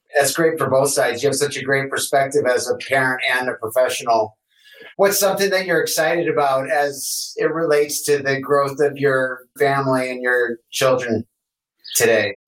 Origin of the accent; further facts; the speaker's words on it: Detroit, Michigan, United States; I'm from Detroit